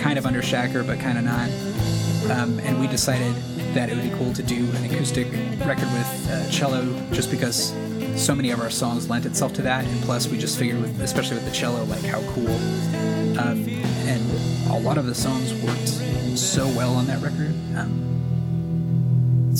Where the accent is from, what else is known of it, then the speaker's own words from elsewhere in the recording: Ventura, California, United States; moved away as an adult; also born or lived in Crete, Nebraska; I grew up in Ventura, California